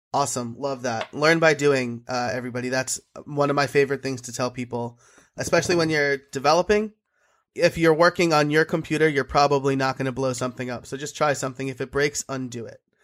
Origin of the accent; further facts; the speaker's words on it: New York, United States; I'm an Italian from New York